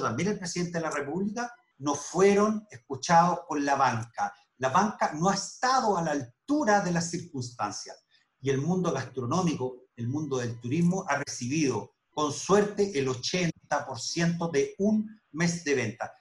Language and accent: Spanish; Chile; como chilenos